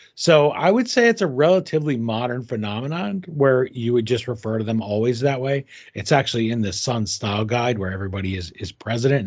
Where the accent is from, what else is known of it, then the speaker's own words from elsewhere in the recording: United States; as an American